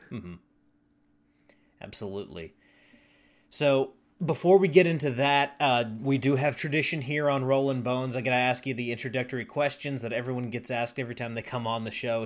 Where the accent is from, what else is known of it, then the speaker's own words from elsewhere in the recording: Charlotte, North Carolina, United States; now in Nashville, United States; I'm from Charlotte, North Carolina originally